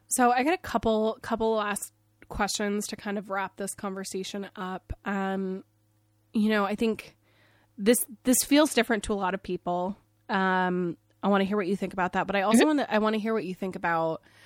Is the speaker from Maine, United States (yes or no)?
yes; Maine, United States; I grew up in Maine. I grew up in the whitest state in the country